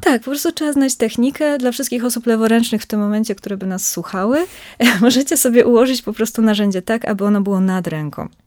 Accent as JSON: {"language": "Polish", "region": "southern Greater Poland", "country": "Poland", "said": "ja pochodzę z bardzo małej miejscowości mhm. w południowej Wielkopolsce, w związku z tym mam bliżej do Wrocławia niż do Poznania"}